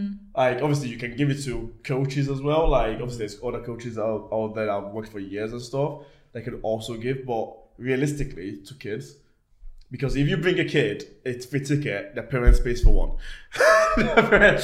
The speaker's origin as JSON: {"language": "English", "town": "Liverpool", "region": "North West England", "country": "United Kingdom", "said": "I'm from Liverpool"}